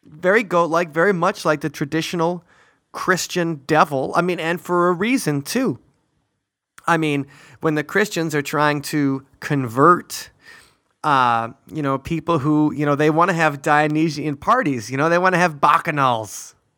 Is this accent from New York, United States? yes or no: no; near Milwaukee, Wisconsin, United States; our German heritage when we grew up near Milwaukee